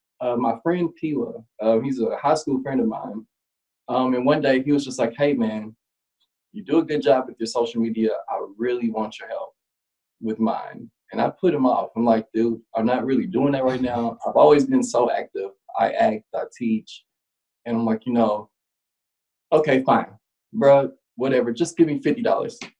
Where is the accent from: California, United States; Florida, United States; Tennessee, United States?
Tennessee, United States; Nashville; I'm a Nashville native